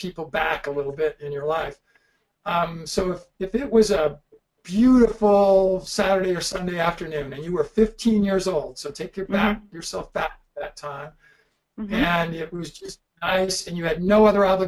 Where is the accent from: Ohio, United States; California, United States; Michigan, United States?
California, United States; I grew up in California, and it was all hard courts.